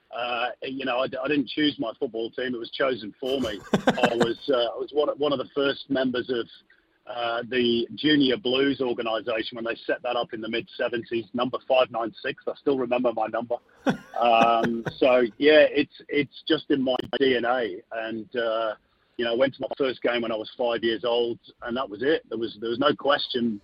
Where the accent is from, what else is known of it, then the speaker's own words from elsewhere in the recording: Manchester, North West England, United Kingdom; now in Australia; I'm from Manchester, so I was born there